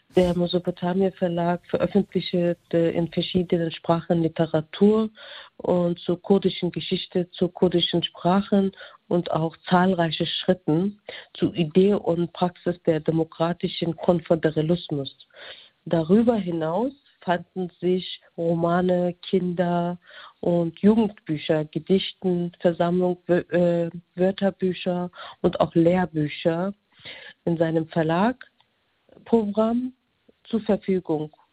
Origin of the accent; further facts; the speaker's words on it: Germany; Aus vierten, vierten Generation bin ich aus Deutschland